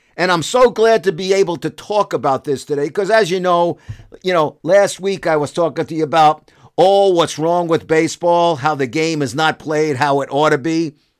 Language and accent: English; Brooklyn, New York, United States; As a kid growing up in Brooklyn